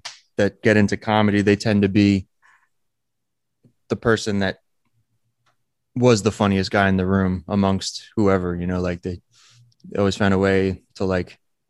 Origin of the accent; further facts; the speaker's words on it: New Jersey, United States; Monmouth County, New Jersey.